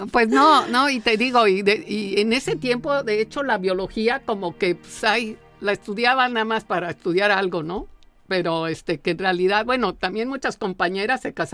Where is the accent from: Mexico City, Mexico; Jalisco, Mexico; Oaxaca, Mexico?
Mexico City, Mexico; En la Ciudad de México.